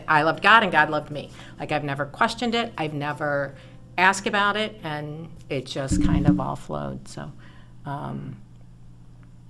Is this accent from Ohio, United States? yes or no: yes; Elyria, Ohio, United States; accent: Northeast Ohio twang; moved away as an adult; also born or lived in Nashville; I was born and raised in Elyria, and spent my entire life there